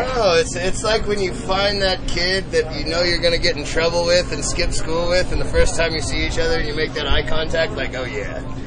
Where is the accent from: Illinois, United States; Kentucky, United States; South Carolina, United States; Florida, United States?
South Carolina, United States; Greenville; moved away as an adult; also born or lived in Charlotte, North Carolina; now in Colorado, United States; I was born in Greenville, South Carolina, and then I started training in 2013 in three count pro wrestling, and then I moved up to Charlotte